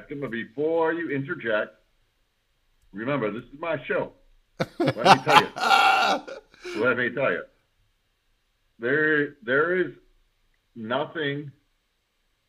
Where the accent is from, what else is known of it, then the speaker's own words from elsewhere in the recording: Maine, United States; I'm from Maine